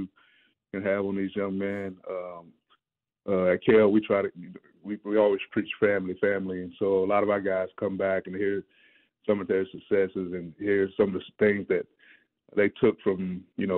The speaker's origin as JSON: {"language": "English", "area": "Cobb County", "region": "Georgia", "country": "United States", "said": "I'm originally from Cobb"}